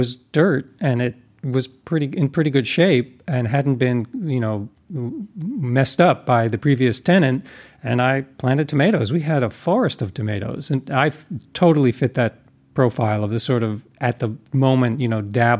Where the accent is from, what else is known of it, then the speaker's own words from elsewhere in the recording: New York, United States; moved away as an adult; now in California, United States; I'm from New York, but I moved out here to California a while ago